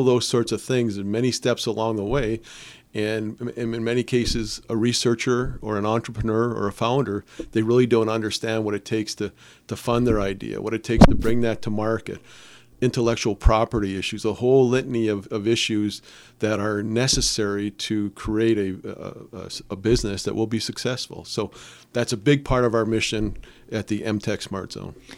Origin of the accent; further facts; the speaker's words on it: Calumet, Michigan, United States; I'm born and raised in Calumet